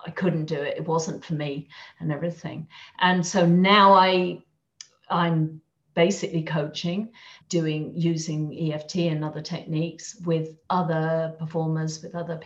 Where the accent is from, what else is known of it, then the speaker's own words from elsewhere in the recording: England, United Kingdom; moved away as an adult; also born or lived in London; now in Madrid, Spain; I'm English, although I live in Madrid